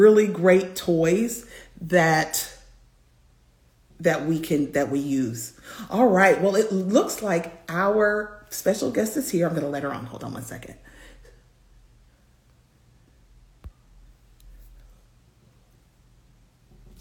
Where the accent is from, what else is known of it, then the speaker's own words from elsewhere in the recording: Tennessee, United States; I actually grew up in Tennessee, and that's Central time zone